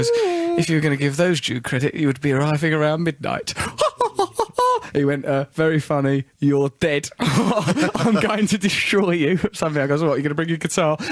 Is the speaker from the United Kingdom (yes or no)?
yes; England, United Kingdom; I am an Englishman